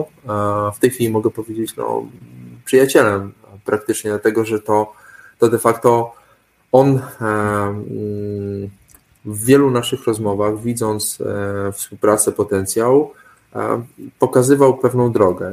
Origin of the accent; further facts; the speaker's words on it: Suwałki Region, Podlaskie Voivodeship, Poland; ja pochodzę z Suwalszczyzny